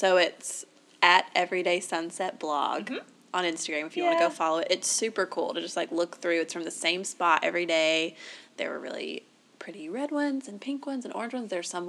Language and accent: English; the South, United States; accent: Southern; because we're from the South